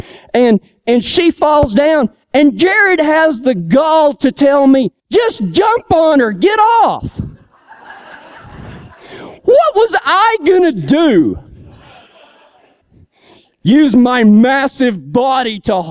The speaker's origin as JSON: {"language": "English", "region": "Texas", "country": "United States", "moved": "yes", "said": "I'm from Texas"}